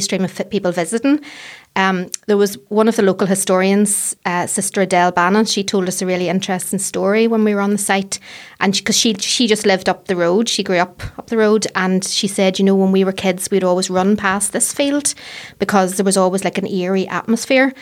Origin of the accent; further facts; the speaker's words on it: Fermanagh, Northern Ireland, United Kingdom; moved away as an adult; now in Belfast, United Kingdom; I grew up in Fermanagh, so I, the, the countryside was my playground